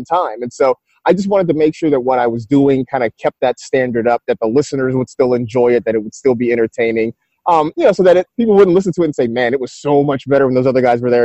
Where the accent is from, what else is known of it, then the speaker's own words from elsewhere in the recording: San Francisco, California, United States; I grew up kind of in the San Francisco area